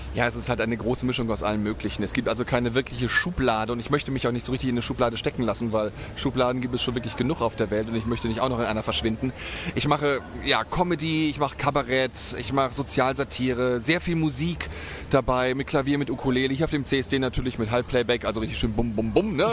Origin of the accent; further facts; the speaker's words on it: Germany; moved away as an adult; now in Cologne, Germany; ursprünglich komme ich aus der Nähe von Bremen, aus der norddeutschen Tiefebene. Aber ich lebe jetzt seit 19 Jahren sehr glücklich in Köln